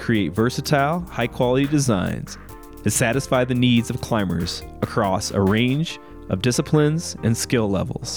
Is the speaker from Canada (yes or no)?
no; Normal, Illinois, United States; my hometown. Like literally 10 minutes from where I'm from in Normal, Illinois